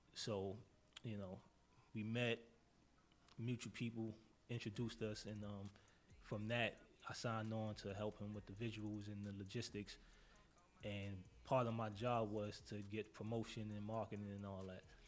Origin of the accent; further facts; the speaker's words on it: New York City, New York, United States; I'm from Harlem.